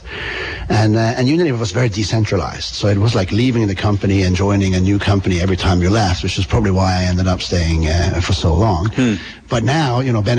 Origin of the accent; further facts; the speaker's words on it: Bergen, Vestland, Norway; moved away as an adult; also born or lived in London; now in Vermont, United States; I come from Bergen on the west coast of Norway